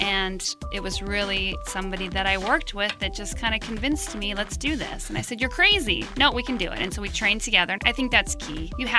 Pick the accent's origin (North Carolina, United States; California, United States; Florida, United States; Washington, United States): Washington, United States; Spokane; I grew up in Spokane, Washington, in Washington State, and my parents were big runners when I was growing up.